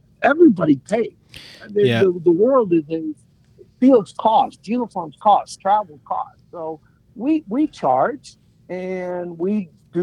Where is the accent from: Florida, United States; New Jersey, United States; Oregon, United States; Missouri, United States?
Missouri, United States; St. Louis; now in California, United States; growing up in St. Louis.